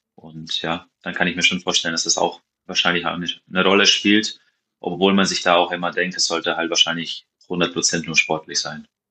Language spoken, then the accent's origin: German; Maribor, Drava, Slovenia; German is a second language; moved away as an adult; also born or lived in Hawaii / Sweden / France / Witten; da ich ja hier aufgewachsen bin in Maribor